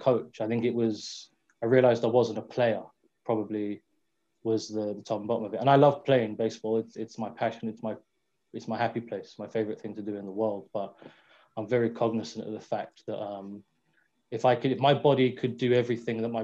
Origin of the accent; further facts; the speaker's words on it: London, United Kingdom; I grew up on Green Lanes, which is the road that runs parallel to the London Mets facility in Finsbury Park